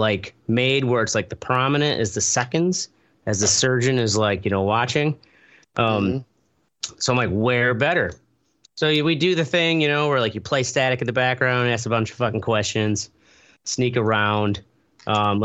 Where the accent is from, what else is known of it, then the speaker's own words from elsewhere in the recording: near Dubuque, Iowa, United States; this old club restaurant near my hometown